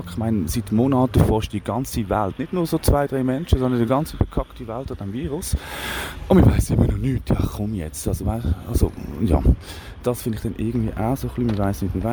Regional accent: Aargau, Switzerland; oder bei euch im Aargau, bei uns im Aargau zum Beispiel Spreitenbach

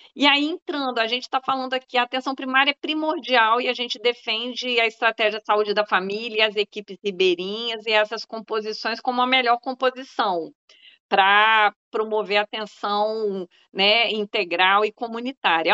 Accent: Minas Gerais, Brazil; moved away; also born or lived in Bahia; Eu sou mineira também

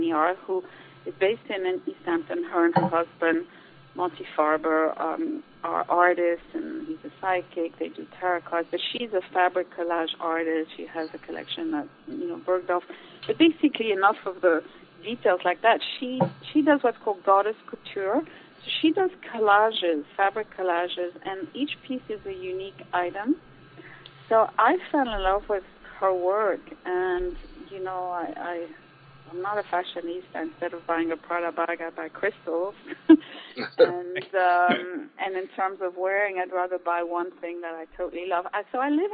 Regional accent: Switzerland; moved away as an adult; also born or lived in Austria / New York; I was raised in Switzerland, born in Austria

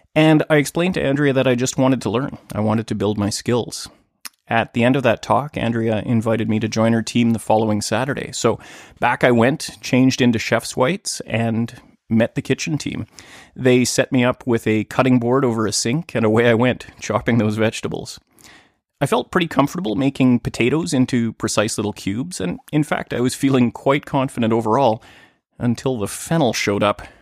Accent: Thunder Bay, Ontario, Canada; moved away as an adult; now in Vancouver, Canada; in my hometown of Thunder Bay

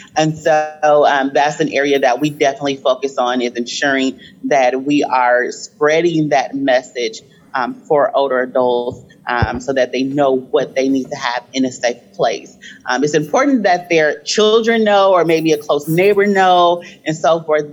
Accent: Flint, Michigan, United States; I grew up in Flint, Michigan.

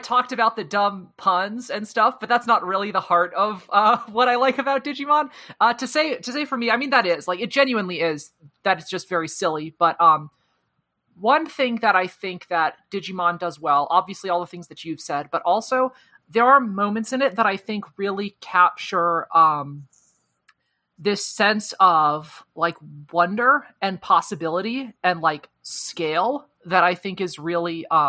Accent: United States; I just call them season 1, 2, and 3 because I'm American.

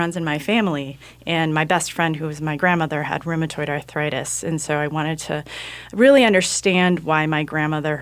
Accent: Cedar Rapids, Iowa, United States; moved away as an adult; also born or lived in Berkeley; I'm actually born and raised in Cedar Rapids, Iowa

